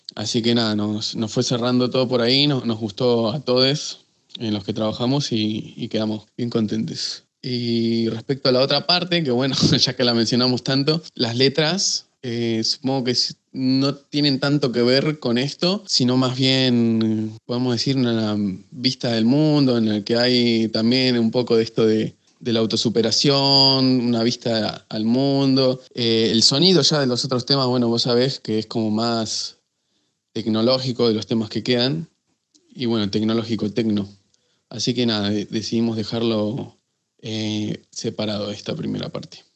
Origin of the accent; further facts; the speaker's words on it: San Martín de los Andes, Neuquén, Argentina; moved away as an adult; now in Buenos Aires, Argentina; yo nací, me crié hasta los 18 años en, San Martín de los Andes y bueno, por temas de estudio después ya me, me mudé para, para Buenos Aires.